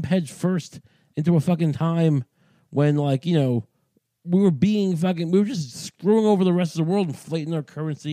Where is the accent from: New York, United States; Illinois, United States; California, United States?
New York, United States; Deer Park; I'm from Deer Park.